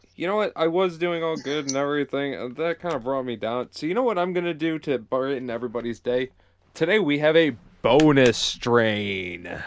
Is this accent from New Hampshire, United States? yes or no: no; Michigan, United States; Michigan, my home state